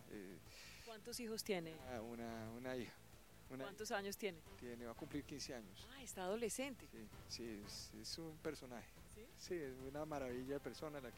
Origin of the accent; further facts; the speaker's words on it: Bogotá, Bogotá Capital District, Colombia; Yo soy de acá de Bogotá. O sea, Rolo. Rolo casado con una paisa.